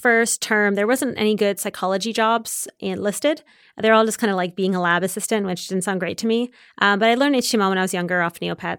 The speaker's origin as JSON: {"language": "English", "town": "Waterloo", "region": "Ontario", "country": "Canada", "tie": "born or raised there", "said": "Yeah, so born and raised in Canada."}